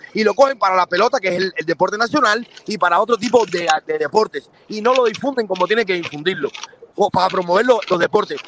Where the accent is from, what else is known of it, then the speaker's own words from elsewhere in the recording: Camagüey, Cuba; now in United States; Yo soy de Camagüey, del centro de la ciudad de Camagüey